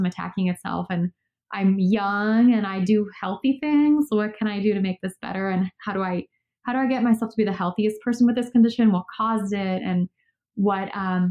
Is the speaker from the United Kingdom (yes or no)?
no; Poland; moved away; also born or lived in Chicago, United States / Los Angeles, United States; I grew up in Poland, which is next to the Ukraine